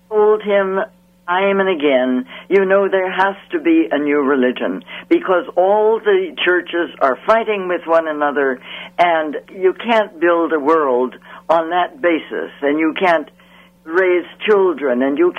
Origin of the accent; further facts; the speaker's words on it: San Francisco, California, United States; now in Washington, D.C., United States; I grew up in San Francisco, California, which is a gorgeous place